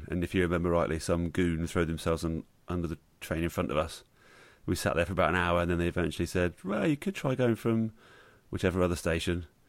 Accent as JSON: {"language": "English", "town": "Bournemouth", "region": "South West England", "country": "United Kingdom", "tie": "born or raised there", "said": "But then that would be Bournemouth, and that's my hometown."}